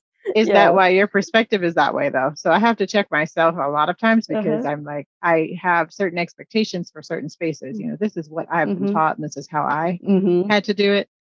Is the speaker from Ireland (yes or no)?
no; Midwest, United States; I'm teasing because I'm a Midwesterner too